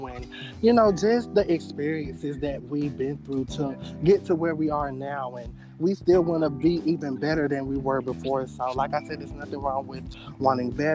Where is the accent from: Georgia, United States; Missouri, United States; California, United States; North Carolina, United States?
Georgia, United States; I am from Georgia, born and raised